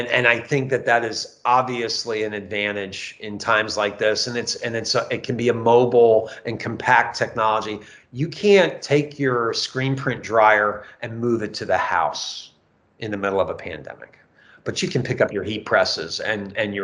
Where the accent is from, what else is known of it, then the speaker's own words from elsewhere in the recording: New Jersey, United States; now in South Carolina, United States; I'm from New Jersey